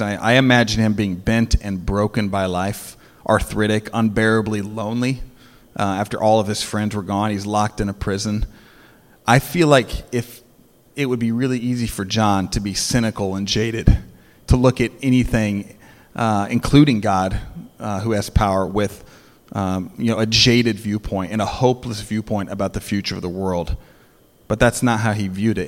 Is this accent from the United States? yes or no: yes; United States; American Christians